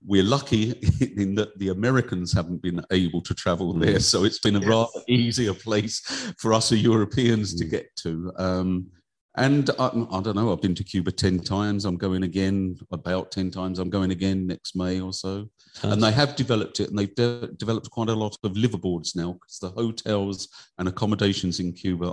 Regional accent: Kent, South East England, United Kingdom; now in South Tipperary, Ireland; I grew up in Kent in England.

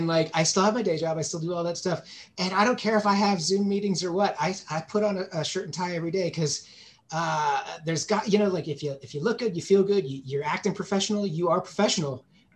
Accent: Bay Area, California, United States; I grew up in the Bay Area. So and they're not the best band, but like I grew up right around the block from … from ….

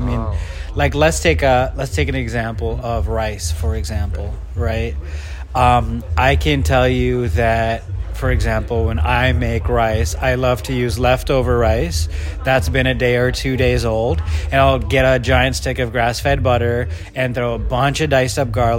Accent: Kenya; born there; I was born in Kenya, but if you're hearing my voice, you can't see that I'm actually brown, like Pakistani. But I'm 5 generations ago, my family found itself in Kenya.

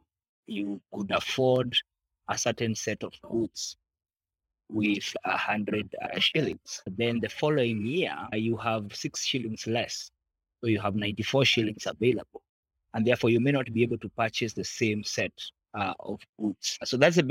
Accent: Kenya; I am a Kenyan, patriotic one

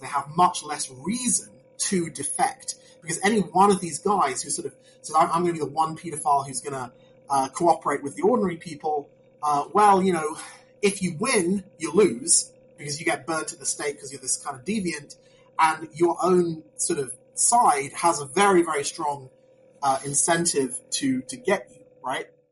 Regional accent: United Kingdom; I'm I'm from Britain

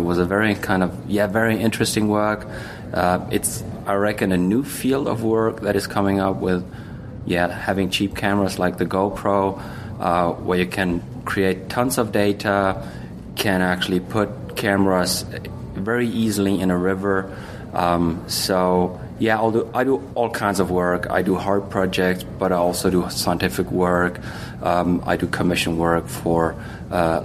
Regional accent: Germany; I'm from Germany

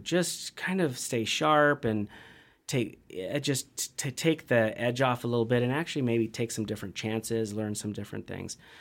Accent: Central Washington, United States; also born or lived in Bend, Oregon; now in Missoula, United States; I'm a kid from Central Washington

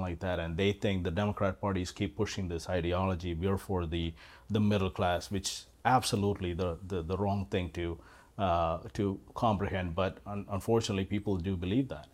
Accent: Kerala, India; moved away as an adult; also born or lived in Carrollton, Texas / Collin County, Texas; now in Parker, United States; I was born and raised in India

